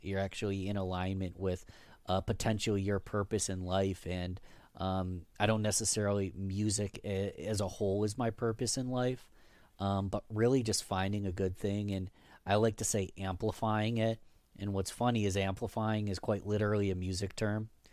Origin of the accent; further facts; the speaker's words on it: Rochester, New York, United States; I was born in nineteen ninety-one in Rochester, New York. Born and raised.